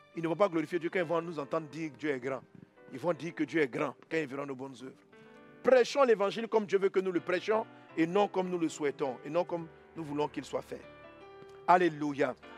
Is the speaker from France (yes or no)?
no; Côte d’Ivoire; je suis ivoirien. En tant qu'Ivoirien, je dois vivre sur le territoire